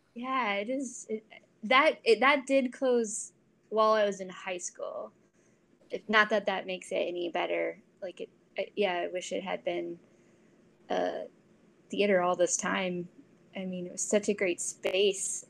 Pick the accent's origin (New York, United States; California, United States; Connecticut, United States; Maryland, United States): Maryland, United States; Columbia; I'm originally from Columbia, Maryland